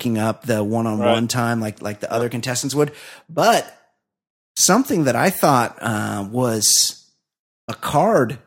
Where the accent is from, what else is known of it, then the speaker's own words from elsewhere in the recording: Southern California, United States; I'm from Southern California